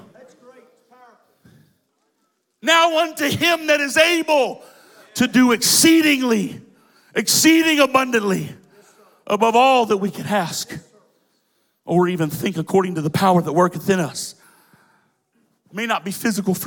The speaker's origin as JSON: {"language": "English", "town": "Cincinnati", "region": "Ohio", "country": "United States", "tie": "born or raised there", "said": "My home church growing up in Cincinnati"}